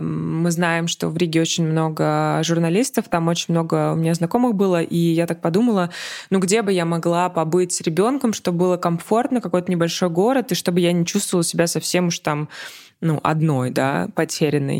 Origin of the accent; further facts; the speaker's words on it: Russia; moved away; мы из России.